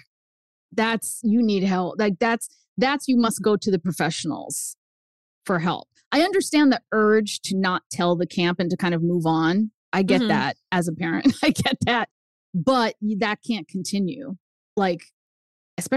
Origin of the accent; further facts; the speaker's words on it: New Hampshire, United States; first language Spanish; English is a second language; we moved to New Hampshire. I'm the only brown kid.